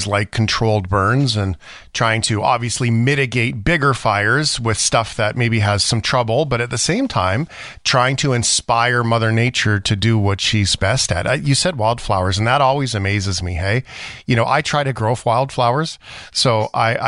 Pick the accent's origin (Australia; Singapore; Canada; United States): Canada; Fort McMurray, Alberta; I grew up in Fort McMurray